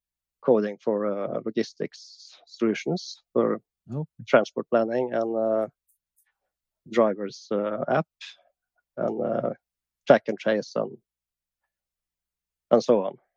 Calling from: Trondheim, Trøndelag, Norway; I'm from calling from Norway, in Trondheim.

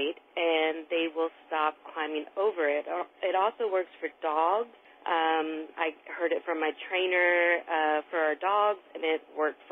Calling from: Georgia, United States; I'm calling from Georgia.

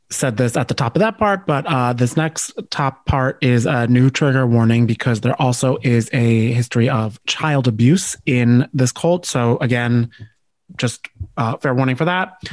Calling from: New Jersey, United States; let me tell you, I'm recording from Jersey.

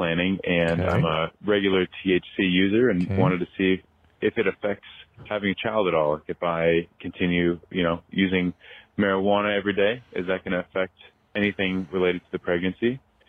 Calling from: Omaha, Nebraska, United States; I'm calling in from Omaha.

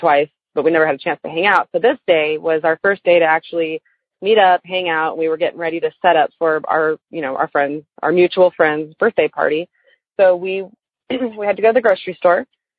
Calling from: Austin, Texas, United States; I'm calling from Austin area in Texas.

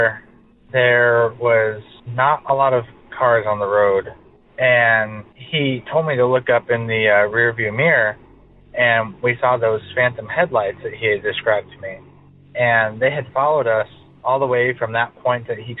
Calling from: California, United States; I'm calling from California.

